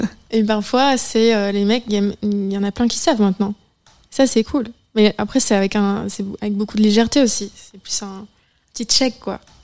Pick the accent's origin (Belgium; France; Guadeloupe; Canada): Belgium; Charleroi, Namur, Wallonia; moved away as an adult; Moi, je viens euh, de Charleroi, Namur, Un petit village très simple.